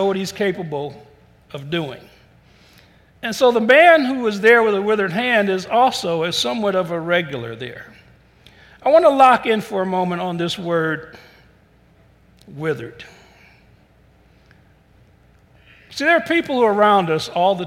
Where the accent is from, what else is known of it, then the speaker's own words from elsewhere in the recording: Cleveland, Ohio, United States; I was born in Cleveland, but every summer we would go down south.